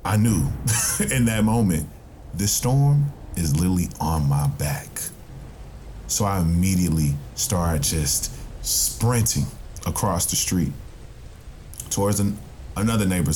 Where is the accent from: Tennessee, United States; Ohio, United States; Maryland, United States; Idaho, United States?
Tennessee, United States; my home state of Tennessee